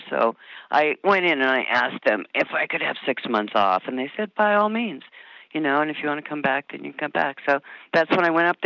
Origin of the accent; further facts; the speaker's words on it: Michigan, United States; born there; also born or lived in Iowa / Omaha; I was born in Michigan, and my dad worked for Mutual of Omaha, and he was moving up in the company, and we finally and all through the Midwest.